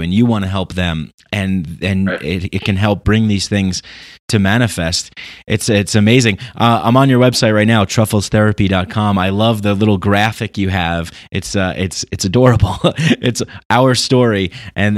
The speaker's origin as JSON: {"language": "English", "region": "New York", "country": "United States", "also_born_or_lived": "Peru", "moved": "yes", "lives_now": "Denver, United States", "said": "I'm from New York."}